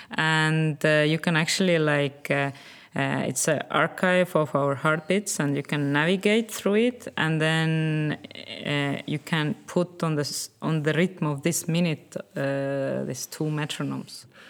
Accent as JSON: {"language": "English", "country": "Estonia", "said": "I'm originally from uh, Estonia"}